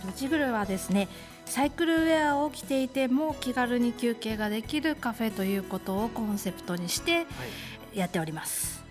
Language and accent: Japanese; Mibu-machi, Tochigi, Japan; now in Utsunomiya, Japan; 私、出身は三部町です